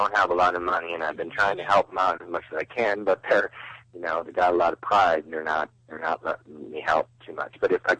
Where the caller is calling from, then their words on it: North Carolina, United States; Hey, Josh and Taya … from North Carolina.